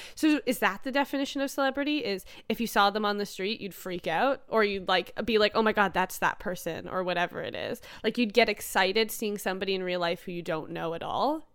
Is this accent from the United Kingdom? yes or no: no; Canada; we're Canadian